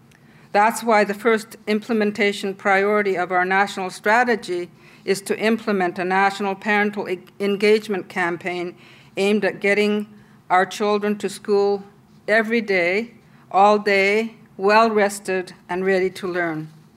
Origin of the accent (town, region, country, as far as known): Inuit Nunangat, Canada